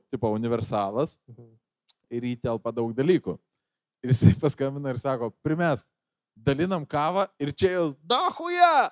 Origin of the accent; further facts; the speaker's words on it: Lithuania; aš esu iš Fabų. Fabai yra tas rajonas